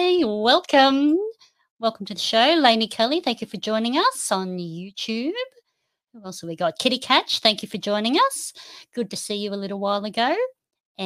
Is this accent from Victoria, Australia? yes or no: no; Noosa, Queensland, Australia; Noosa, which is my hometown.